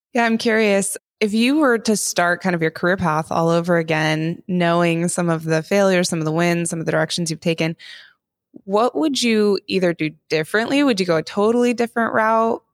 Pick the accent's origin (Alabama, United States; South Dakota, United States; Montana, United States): Montana, United States; I grew up in Montana